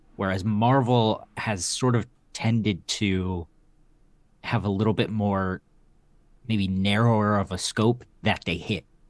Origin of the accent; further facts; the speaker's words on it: Texas, United States; in Texas, my, uh, my hometown shop